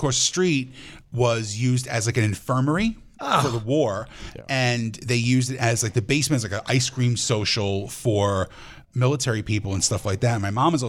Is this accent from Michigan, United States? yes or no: no; Union City, New Jersey, United States; My old house, the house I grew up in Union City